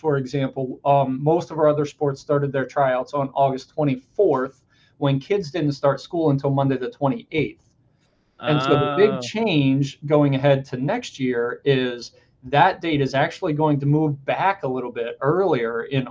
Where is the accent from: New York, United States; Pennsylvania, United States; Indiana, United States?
Pennsylvania, United States; now in Connecticut, United States; I grew up in Pennsylvania.